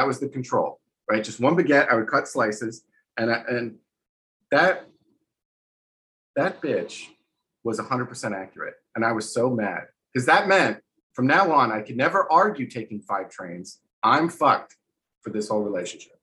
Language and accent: English; New Jersey, United States; also born or lived in New York City / New Orleans; now in Texas, United States; I lived all over the States. I'm from New Jersey. I lived in New York City. I lived in New Orleans. I live in Texas now.